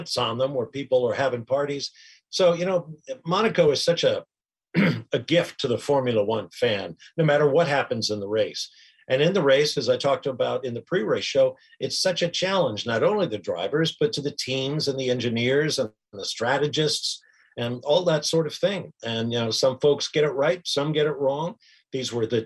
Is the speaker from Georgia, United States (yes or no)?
yes; Atlanta, Georgia, United States; my hometown of Atlanta, Georgia